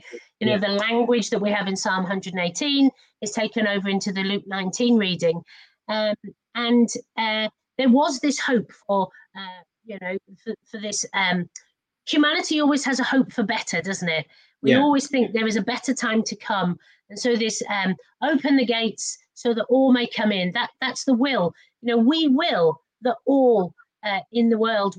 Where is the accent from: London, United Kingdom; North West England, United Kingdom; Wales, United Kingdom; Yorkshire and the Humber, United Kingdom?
Wales, United Kingdom; when I was a very small child, I was brought up in in the Mother Church of Nonconformity in Wales